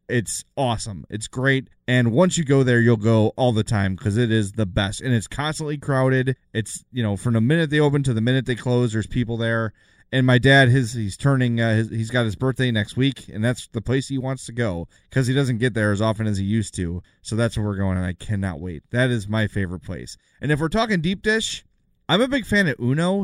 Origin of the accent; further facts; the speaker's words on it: Oak Lawn, Illinois, United States; also born or lived in South Side, Chicago; now in Homewood, United States; I'm from the South Side, live in Homewood now, grew up in Oak Lawn